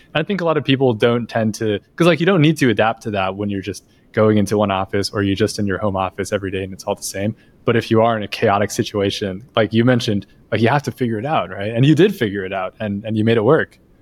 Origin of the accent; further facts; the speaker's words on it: United States; as an American.